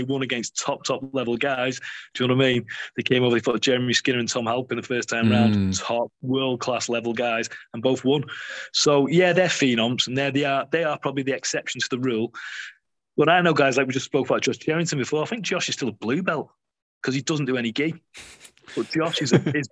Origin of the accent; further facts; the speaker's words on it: the North West, North West England, United Kingdom; we're from the Northwest.